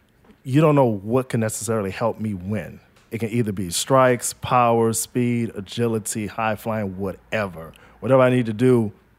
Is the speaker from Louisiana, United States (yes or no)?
yes; New Orleans, Louisiana, United States; also born or lived in Las Vegas, Nevada; I was born in Vegas, pretty much, but I grew up here in New Orleans.